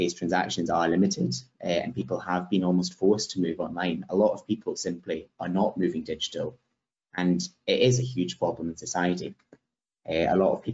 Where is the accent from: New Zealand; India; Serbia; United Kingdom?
United Kingdom; Scotland; I'm from Scotland, as Michael said, and in the Highlands of Scotland, where my family are from